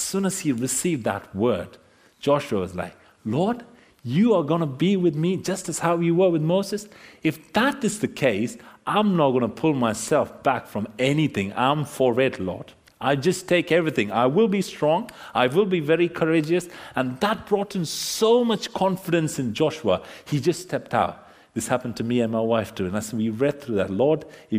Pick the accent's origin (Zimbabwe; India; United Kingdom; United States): India; moved away; My wife and I, we came from India.